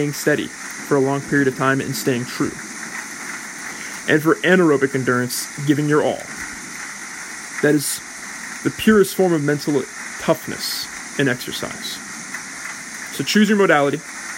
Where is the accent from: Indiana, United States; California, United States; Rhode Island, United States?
California, United States; Me being a Californian